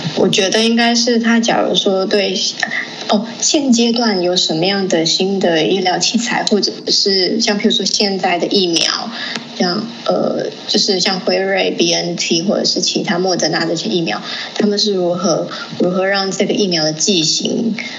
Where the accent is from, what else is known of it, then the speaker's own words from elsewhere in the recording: Taiwan; also born or lived in Liberia; 因为我是国小，都是在台湾念的，就唯独国小五年级是在赖比瑞亚念的